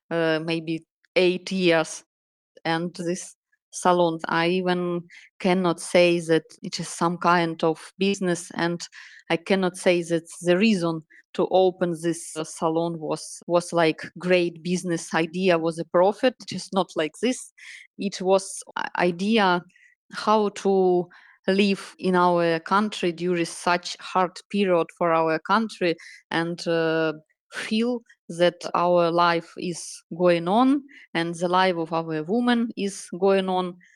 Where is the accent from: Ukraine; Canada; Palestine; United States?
Ukraine; Donetsk Oblast; English is a second language; also born or lived in Kyiv; I'm Ukrainian. I was born in Ukraine in Donetsk region, uh, but uh, I studied in Kiev so I have a high graduation in Kiev in university.